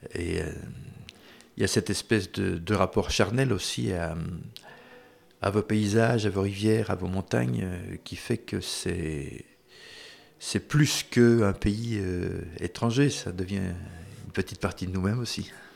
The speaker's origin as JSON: {"language": "French", "town": "Brussels", "region": "Brussels-Capital Region", "country": "Belgium", "tie": "born or raised there", "said": "quand j'étais gamin, j'habitais donc à Bruxelles"}